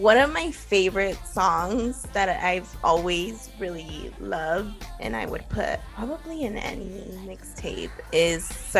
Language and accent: English; Los Angeles, California, United States; I grew up in East